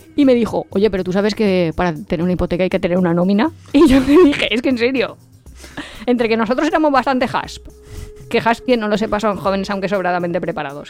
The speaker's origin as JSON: {"language": "Spanish", "country": "Spain", "said": "somos españoles"}